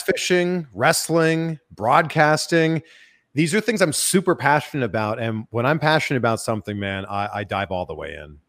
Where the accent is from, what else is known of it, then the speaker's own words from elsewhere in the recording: Toronto, Ontario, Canada; moved away as an adult; also born or lived in Cleveland, Ohio; now in United States; I grew up in the Toronto area